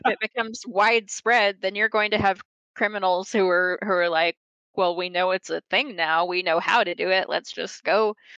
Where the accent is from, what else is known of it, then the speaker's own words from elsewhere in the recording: Oklahoma, United States; growing up in Oklahoma.